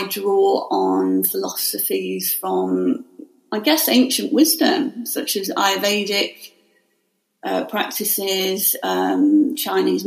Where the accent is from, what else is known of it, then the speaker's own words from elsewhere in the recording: Staffordshire Moorlands, West Midlands, United Kingdom; now in Surrey, United Kingdom; I'm originally from Staffordshire Moorlands